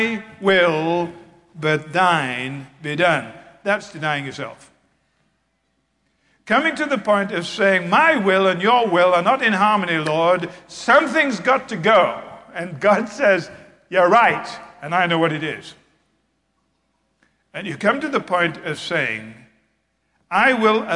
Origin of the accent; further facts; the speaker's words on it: England, United Kingdom; I was raised in England